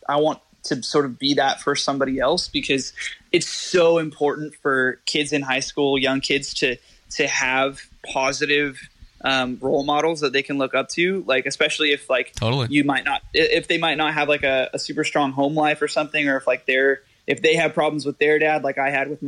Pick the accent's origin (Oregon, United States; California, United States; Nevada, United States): California, United States; I'm from California